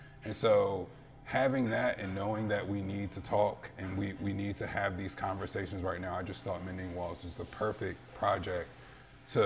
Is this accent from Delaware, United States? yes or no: no; Philadelphia, Pennsylvania, United States; now in Richmond, United States; I grew up in Philadelphia